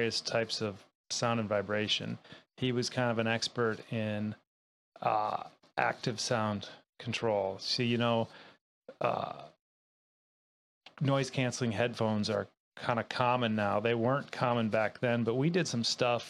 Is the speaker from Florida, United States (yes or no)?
no; Minnesota, United States; moved away as an adult; also born or lived in Colorado; now in Hood River, United States; I grew up in Minnesota with a lot of water